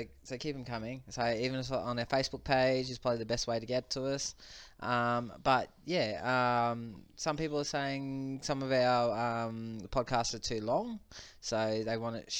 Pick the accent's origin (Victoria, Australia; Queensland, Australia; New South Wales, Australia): Queensland, Australia; Woodridge; so we grew up in Woodridge in the 90s.